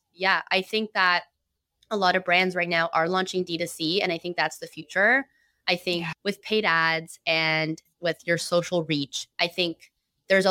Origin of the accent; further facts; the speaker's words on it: Toronto, Ontario, Canada; I also love being from Toronto and being Canadian